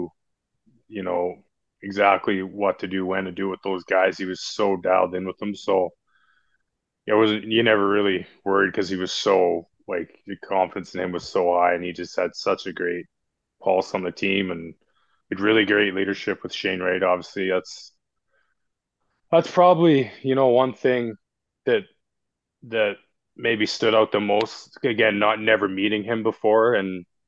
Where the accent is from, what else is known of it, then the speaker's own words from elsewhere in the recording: Williams Lake, British Columbia, Canada; I'm from Williams Lake.